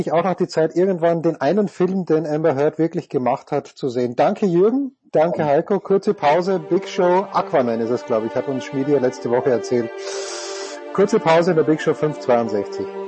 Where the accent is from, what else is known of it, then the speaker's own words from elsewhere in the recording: Austria; ich verstehe den Impuls als Österreicher